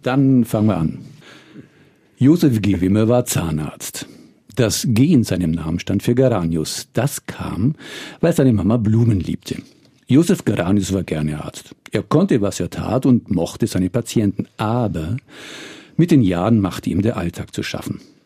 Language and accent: German; Würzburg, Bavaria, Germany; ich komme aus Würzburg